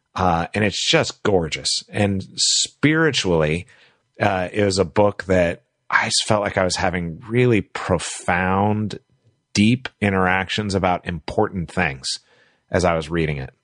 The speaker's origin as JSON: {"language": "English", "country": "United States", "also_born_or_lived": "Asia", "said": "as an American"}